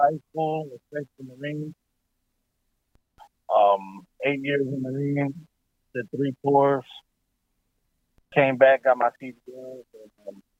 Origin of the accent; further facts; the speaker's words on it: New Jersey, United States; moved away as an adult; now in Las Vegas, United States; I'm from Jersey originally.